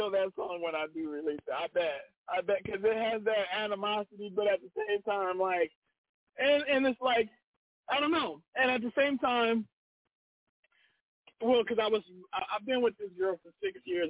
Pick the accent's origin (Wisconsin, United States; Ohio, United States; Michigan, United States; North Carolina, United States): Ohio, United States; Cleveland; moved away; I'm not in Cleveland, but I'm from Cleveland